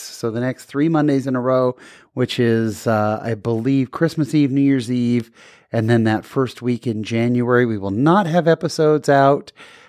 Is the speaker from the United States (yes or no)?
yes; California, United States; I grew up in Northern California, but I grew up with a lot of Catholic friends.